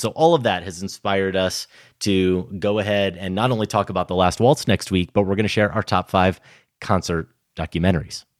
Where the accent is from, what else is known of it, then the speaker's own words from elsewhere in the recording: Iowa, United States; I'm growing up in Iowa in the late eighties and early nineties